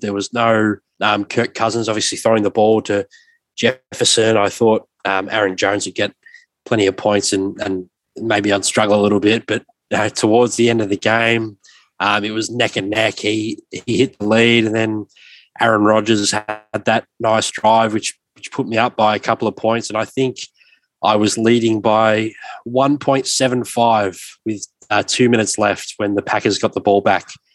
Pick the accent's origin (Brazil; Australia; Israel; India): Australia; as a younger fan growing up in Australia